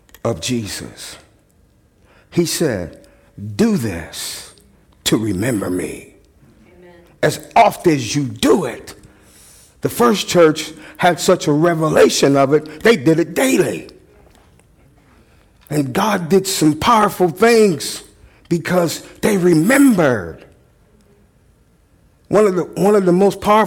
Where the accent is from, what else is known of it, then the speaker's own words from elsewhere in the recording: Missouri, United States; moved away as an adult; also born or lived in Dodge City, Kansas; I came home from Kansas back to Missouri